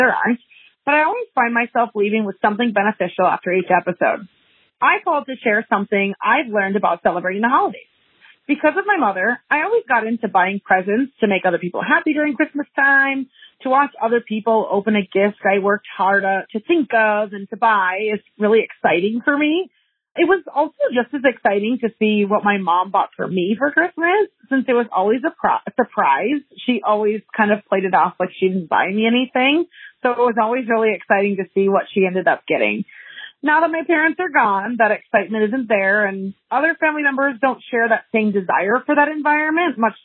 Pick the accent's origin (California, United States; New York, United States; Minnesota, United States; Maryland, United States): Minnesota, United States; Eagan; I'm from Eagan, Minnesota